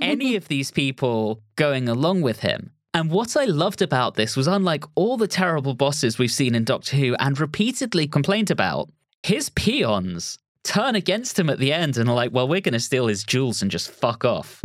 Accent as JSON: {"language": "English", "region": "England", "country": "United Kingdom", "also_born_or_lived": "Berkshire", "said": "I'm English"}